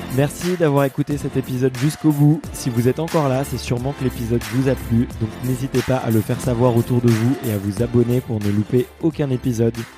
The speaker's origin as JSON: {"language": "French", "town": "Fontenay-sous-Bois", "region": "Île-de-France", "country": "France", "tie": "born or raised there", "said": "moi j'ai grandi à Fontenay-sous-Bois donc euh, tu vois je suis un petit gamin du, coin"}